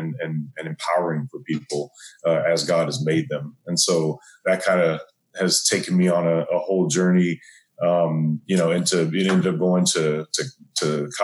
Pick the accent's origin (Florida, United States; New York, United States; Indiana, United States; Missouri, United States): Missouri, United States; St. Louis; I'm born and raised in St. Louis, Missouri.